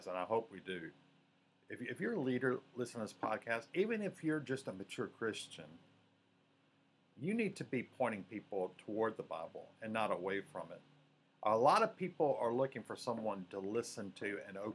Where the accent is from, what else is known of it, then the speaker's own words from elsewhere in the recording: Mississippi, United States; moved away as an adult; also born or lived in Louisiana / Georgia / Alabama; I was born in Mississippi, but I've served in Louisiana, Georgia, Alabama